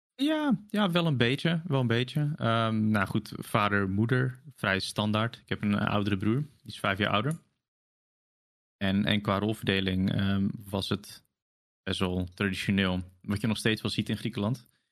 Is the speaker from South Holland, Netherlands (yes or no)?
no; Zeeland, Netherlands; ben ik sinds kinds af aan gewoon tussen de, de Hollanders opgegroeid